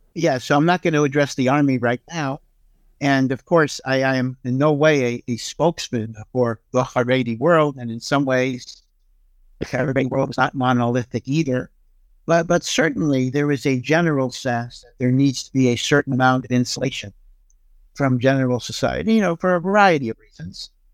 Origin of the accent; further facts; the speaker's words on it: Hartford, Connecticut, United States; I grew up in Hartford, Connecticut, which was a small Orthodox community